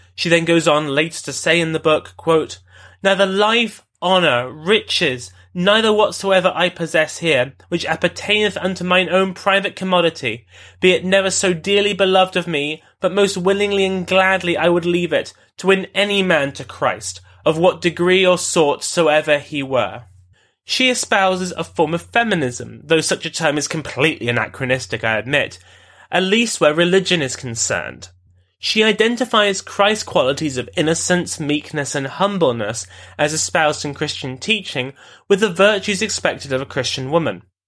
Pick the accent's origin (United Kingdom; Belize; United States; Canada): United Kingdom; London; my beloved home city of London